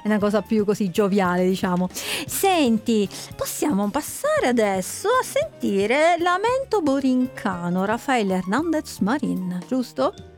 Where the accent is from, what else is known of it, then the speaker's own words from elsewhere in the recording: Sicily, Italy; sono siciliana